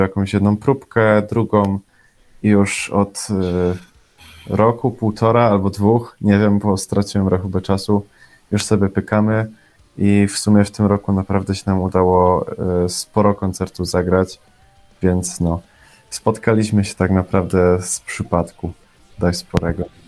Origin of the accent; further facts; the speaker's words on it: Bielsko-Biała, Silesian Voivodeship, Poland; jestem z Bielska Białej